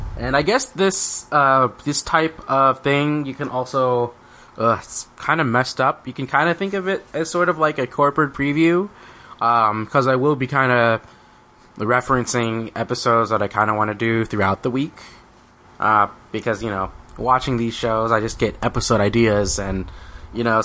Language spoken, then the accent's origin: English; United States; as an American